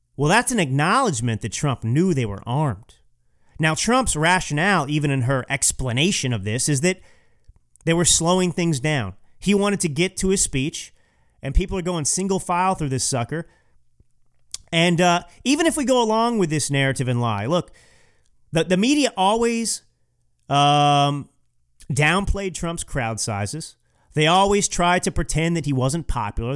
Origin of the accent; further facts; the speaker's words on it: Texas, United States; Growing up in Texas